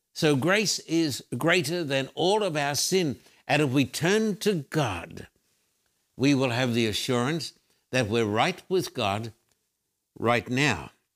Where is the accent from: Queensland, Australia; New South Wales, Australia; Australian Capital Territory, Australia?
Queensland, Australia; Brisbane; When I was a little boy growing up in Brisbane, Australia